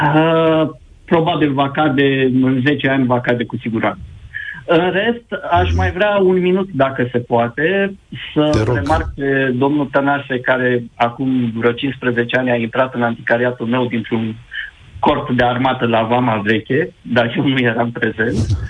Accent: Galați, Galați County, Romania; also born or lived in Curtea de Argeș; now in Bucharest, Romania; bucureștean de adopție, dar original și cu sufletul la Galați

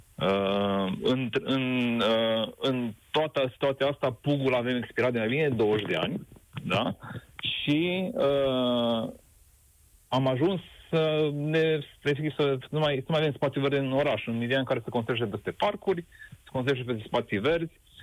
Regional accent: Arad, Arad County, Romania; sunt din Arad

